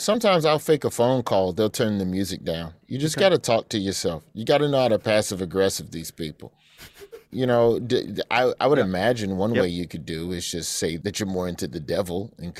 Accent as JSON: {"language": "English", "region": "Alabama", "country": "United States", "said": "I'm from Alabama"}